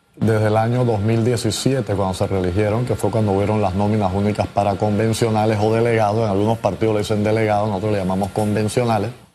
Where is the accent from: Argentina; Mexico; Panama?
Panama; todos somos panameños